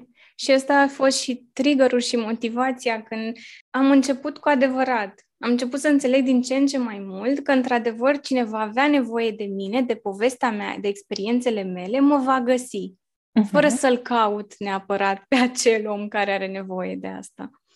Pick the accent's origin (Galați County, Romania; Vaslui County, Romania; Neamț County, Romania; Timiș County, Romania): Vaslui County, Romania; Bârlad; now in Bucharest, Romania; sunt crescută și născută în Bârlad, un orășel mic din Moldova și venită în București